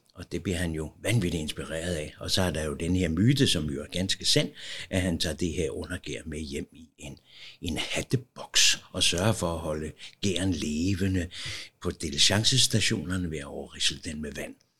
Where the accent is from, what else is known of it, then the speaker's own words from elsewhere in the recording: Copenhagen, Capital Region of Denmark, Denmark; Jeg er født her i Valby, meget tæt på